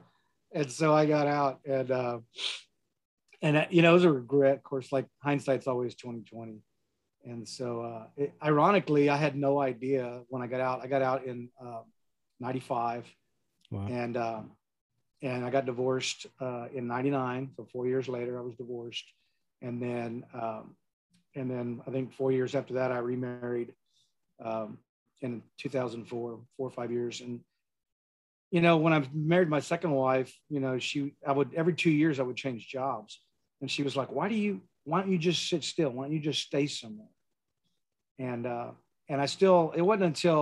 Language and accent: English; San Antonio, Texas, United States; I grew up in San Antonio